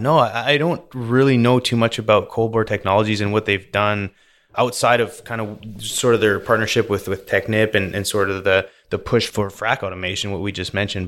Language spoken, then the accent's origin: English; Vernon, British Columbia, Canada; moved away as an adult; also born or lived in Calgary, Alberta; now in Houston, United States; So I was born in Calgary, and then when I was five, I moved out close to Vancouver, and then I was raised there, which, if anyone's familiar with British Columbia, I was raised in Vernon, British Columbia.